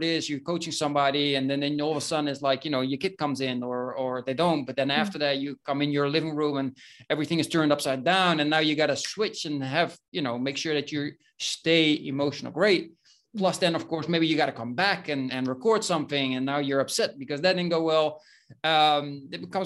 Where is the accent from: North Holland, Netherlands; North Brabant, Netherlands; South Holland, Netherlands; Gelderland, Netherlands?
North Brabant, Netherlands; Breda; moved away as an adult; now in Spain; I was born in Breda, which is a medium-sized city in the Netherlands, in the south, close to the Belgian border.